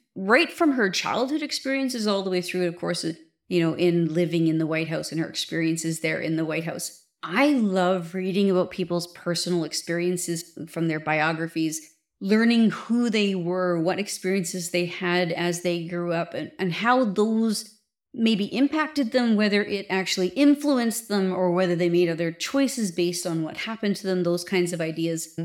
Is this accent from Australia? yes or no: no; Canada; being a Canadian